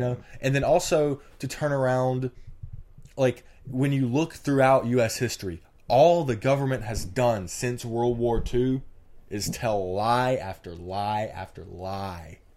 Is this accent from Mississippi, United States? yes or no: yes; Mississippi, United States; I'm from Mississippi